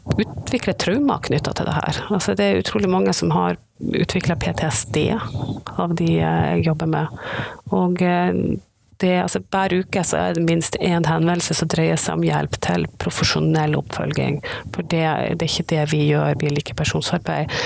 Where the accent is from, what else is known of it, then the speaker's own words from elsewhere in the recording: Northern Norway, Norway; jeg er nordlending